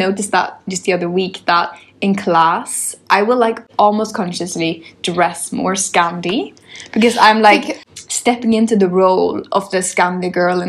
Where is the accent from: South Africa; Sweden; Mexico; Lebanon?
Sweden; moved away as an adult; now in London, United Kingdom; Like if I'm from Sweden, living in London